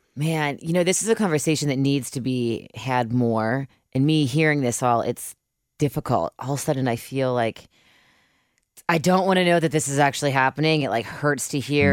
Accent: Cincinnati, Ohio, United States; moved away as an adult; I'm from Cincinnati, but I've been gone a, the majority of the past ten years

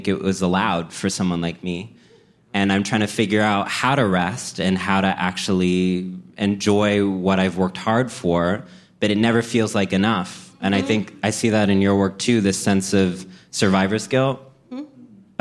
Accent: College Station, Texas, United States; moved away; growing up in College Station, Texas

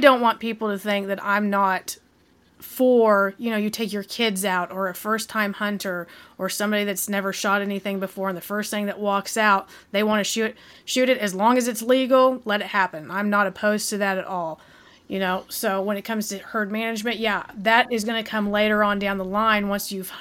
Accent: Southeast Oklahoma, United States; Southeast Oklahoma, where we grew up and lived.

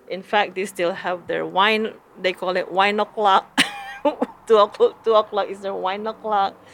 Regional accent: Philippines; now in California, United States; We came from the Philippines

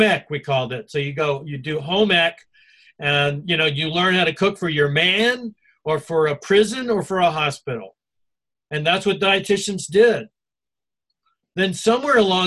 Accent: North Carolina, United States; also born or lived in Alabama; the area I came from in, you know, North Carolina, and then before that, Alabama

